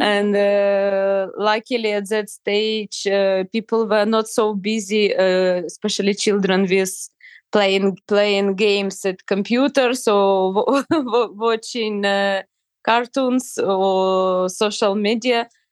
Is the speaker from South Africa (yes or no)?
no; Ukraine; I'm from Ukraine